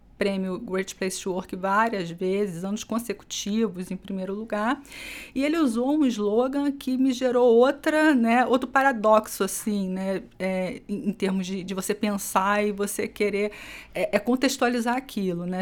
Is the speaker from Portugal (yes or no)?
no; Rio de Janeiro, Brazil; now in São Paulo, Brazil; sou carioca, ah, já caminhei bastante por esse país, morei em alguns estados, né? E hoje estou aqui em São Paulo